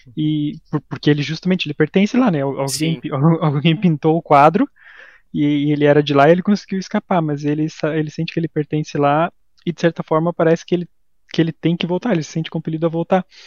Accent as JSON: {"language": "Portuguese", "region": "Santa Catarina", "country": "Brazil", "said": "a gente é de Santa Catarina"}